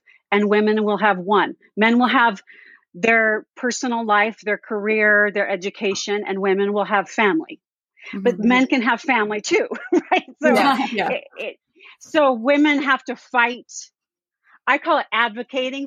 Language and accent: English; California, United States; I grew up in California, the LDS church